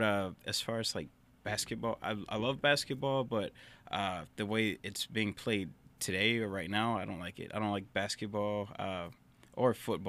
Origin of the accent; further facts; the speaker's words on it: Orange, Texas, United States; now in Groves, United States; So I'm from Orange. I'm from, grew up, born and raised in Orange, went to Little Cypress. At 17, 18, I just ran off to Houston.